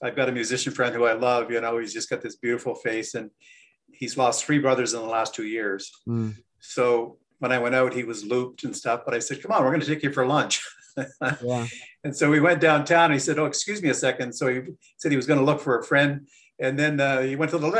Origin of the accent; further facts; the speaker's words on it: Peterborough, Ontario, Canada; I was born in Peterborough, raised in Ontario